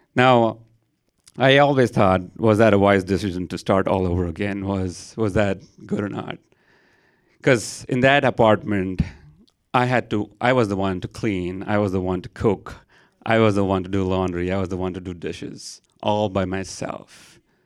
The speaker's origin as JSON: {"language": "English", "town": "Mumbai", "region": "Maharashtra", "country": "India", "tie": "born or raised there", "moved": "as an adult", "lives_now": "San Antonio, United States", "said": "I am from India. I grew up there. Twenty-two years of my life, I was there, and then I decided to move to America"}